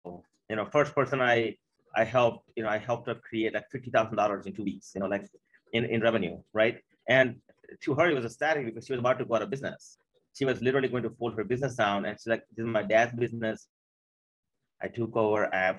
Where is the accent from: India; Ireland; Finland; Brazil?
India; now in Maryland, United States; I came here from India in 89.